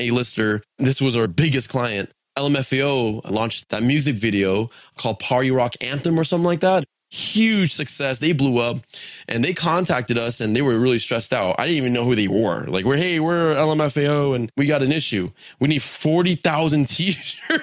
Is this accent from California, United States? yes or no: yes; San Diego, California, United States; I was born in San Diego. So growing up, it was quite interesting